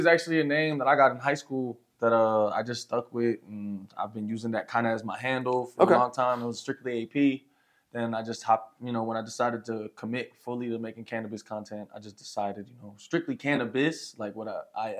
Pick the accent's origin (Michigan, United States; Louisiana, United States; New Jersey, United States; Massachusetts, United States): New Jersey, United States; moved away as an adult; also born or lived in El Paso, Texas; now in Santa Teresa, United States; So I'm originally from New Jersey, East Coast boy, you know, born and raised. I've been here in you know, New Mexico area for about the last year, on and off between, like, you know, El Paso and out here a little bit.